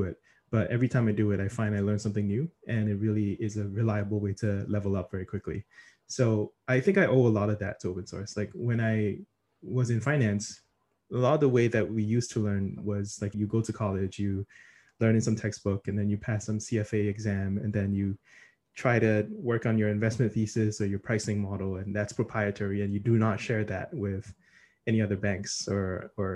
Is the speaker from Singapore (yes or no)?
yes; Singapore; now in New York, United States; I'm originally from Singapore, mostly work in New York